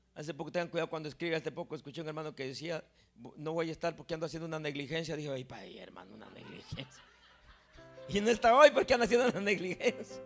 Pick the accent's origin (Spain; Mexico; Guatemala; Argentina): Guatemala; now in New York, United States; yo soy Chapín